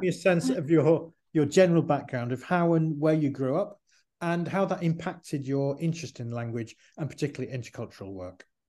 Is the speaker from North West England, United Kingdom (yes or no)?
yes; Manchester, North West England, United Kingdom; growing up in Manchester, in England